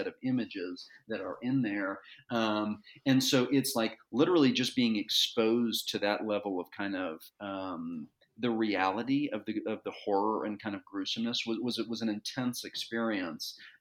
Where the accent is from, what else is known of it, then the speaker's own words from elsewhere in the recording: Dallas, Texas, United States; I grew up in Dallas, Texas, and my dad was in the district attorney's office